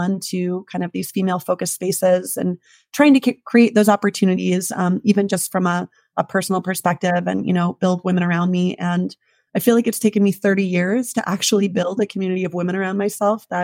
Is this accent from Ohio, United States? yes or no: no; New Hampshire, United States; moved away as an adult; also born or lived in Jackson, Wyoming; now in Alpine, United States; I am originally from the East Coast, from up in New Hampshire